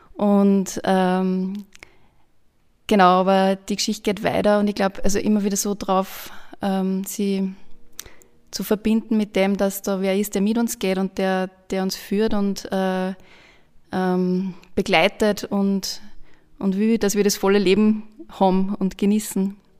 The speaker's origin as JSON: {"language": "German", "town": "Linz", "region": "Upper Austria", "country": "Austria", "said": "Ich bin Linzerin."}